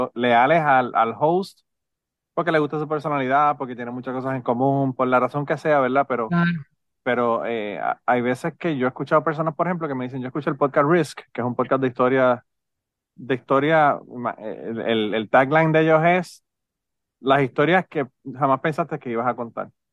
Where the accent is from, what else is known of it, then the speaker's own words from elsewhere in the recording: Puerto Rico; now in Kentucky, United States; los boricuas resolvemos el problema inmediato